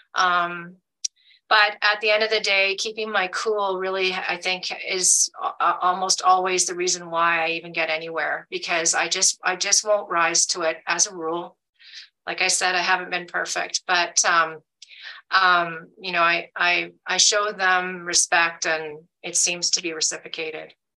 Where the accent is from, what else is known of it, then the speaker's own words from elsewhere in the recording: Alberta, Canada; moved away as an adult; now in United States; I'm a Canadian, I, I've lived in the States now since 2019, but I lived, I grew up in Alberta